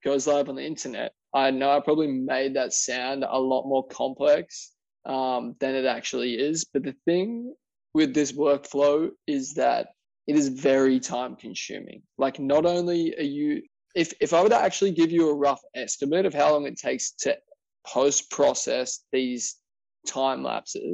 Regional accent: Wollongong, New South Wales, Australia; my hometown of Wollongong, Wollongong, New South Wales, Australia.

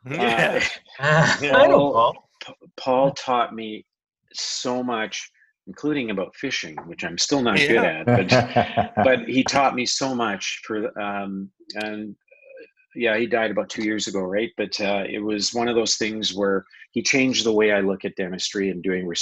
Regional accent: Canada; I grew up playing hockey as a Canadian.

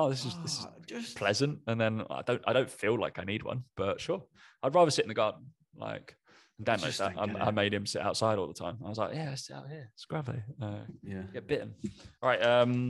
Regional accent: East of England, United Kingdom; accent: Essex; I am from Essex, but people can't pick my accent, which is purposeful.

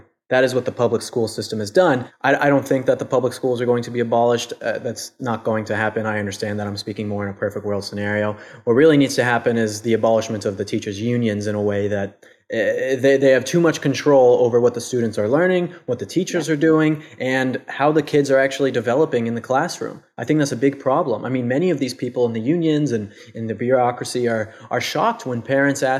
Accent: United States; I'm an American

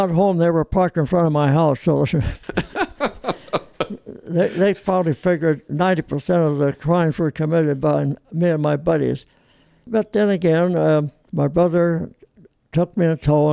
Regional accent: Long Beach, California, United States; first language Italian; English is a second language; also born or lived in Olean, New York; we're living in Long Beach.

